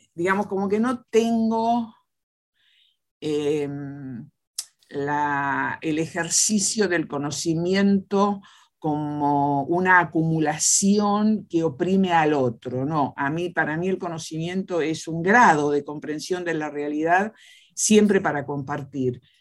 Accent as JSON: {"language": "Spanish", "town": "Caleufú", "region": "La Pampa", "country": "Argentina", "tie": "born or raised there", "said": "yo nací en un pueblo, Caleufú, Pampa, eh, por lo tanto soy de la época del del circo y del teatro"}